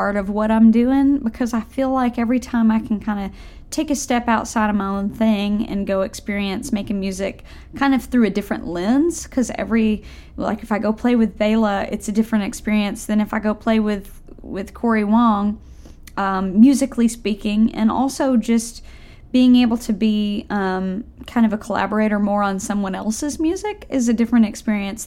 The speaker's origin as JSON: {"language": "English", "region": "Tennessee", "country": "United States", "tie": "born or raised there", "also_born_or_lived": "Nashville, Tennessee", "said": "I grew up in Tennessee. I live in Nashville now, but I grew up a couple hours away out in the country"}